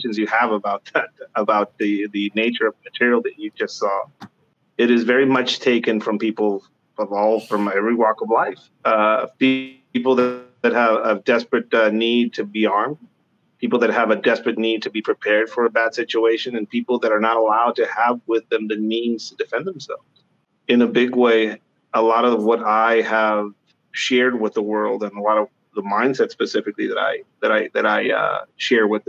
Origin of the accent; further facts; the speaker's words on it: Tijuana, Baja California, Mexico; moved away as an adult; now in United States; I grew up tagging in Mexico, Tijuana specifically